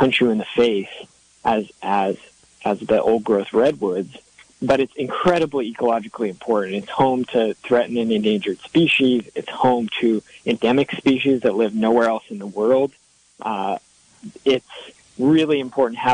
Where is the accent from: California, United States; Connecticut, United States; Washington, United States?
Washington, United States; Seattle; I grew up in Seattle, so I'm used to forest